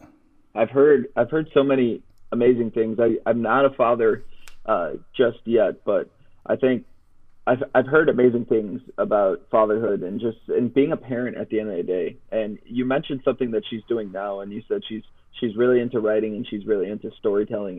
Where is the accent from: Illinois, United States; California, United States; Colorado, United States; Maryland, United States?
Illinois, United States; Chicago; I grew up in Chicago